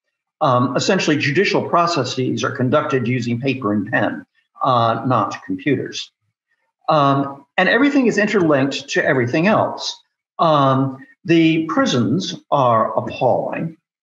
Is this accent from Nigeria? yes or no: yes; Nigeria; And, oh, yes, by the way, I guess we're also Nigerian.